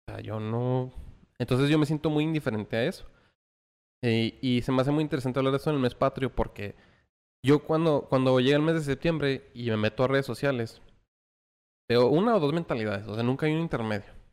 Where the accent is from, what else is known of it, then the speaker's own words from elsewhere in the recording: El Paso, Texas, United States; born there; porque yo también nací en El Paso, Texas.